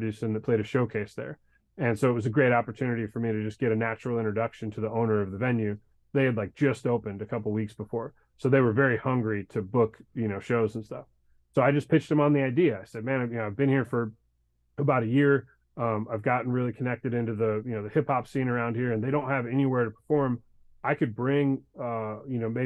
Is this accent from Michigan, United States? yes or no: yes; Detroit, Michigan, United States; now in Nashville, United States; I grew up in Detroit